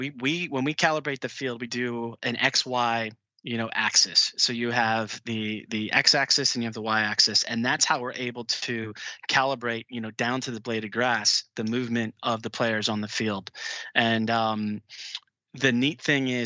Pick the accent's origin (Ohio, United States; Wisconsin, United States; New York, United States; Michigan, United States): Ohio, United States; Cleveland; growing up in Cleveland